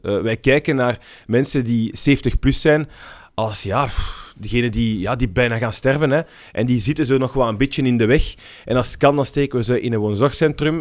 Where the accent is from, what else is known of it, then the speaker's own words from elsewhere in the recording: Brussels, Brussels-Capital Region, Belgium; ik ben in Brussel opgegroeid